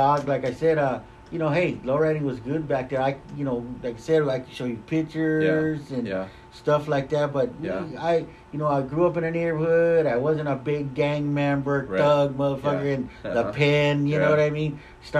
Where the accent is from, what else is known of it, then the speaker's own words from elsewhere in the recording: Los Angeles, California, United States; And then you told them, hey, homes, I'm from Los Angeles.